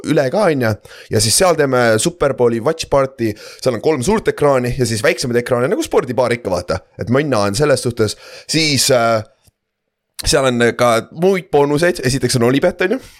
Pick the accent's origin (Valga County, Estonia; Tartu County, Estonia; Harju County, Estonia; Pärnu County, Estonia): Tartu County, Estonia; Tartu; mina kui tartlane küsin.